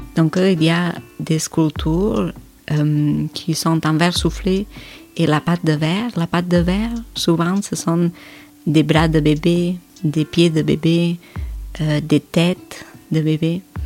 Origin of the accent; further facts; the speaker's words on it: Spain; moved away; je viens de l'Espagne, je viens de l'Europe